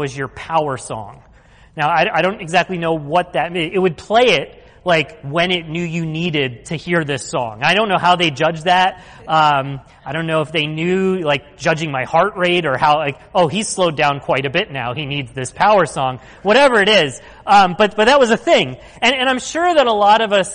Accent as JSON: {"language": "English", "town": "Philadelphia", "region": "Pennsylvania", "country": "United States", "said": "we're from Philly"}